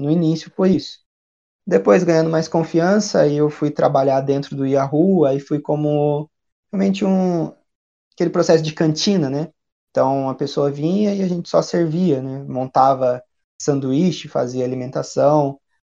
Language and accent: Portuguese; Brazil; also born or lived in Dublin, Ireland; Nós somos brasileiros